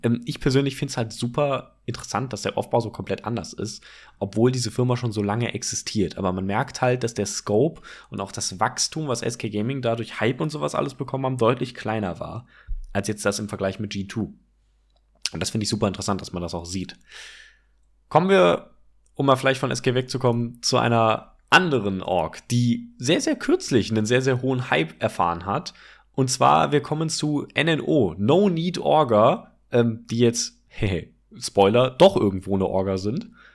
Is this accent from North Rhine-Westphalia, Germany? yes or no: yes; Cologne area, North Rhine-Westphalia, Germany; wir kommen ja aus dem Kölner Raum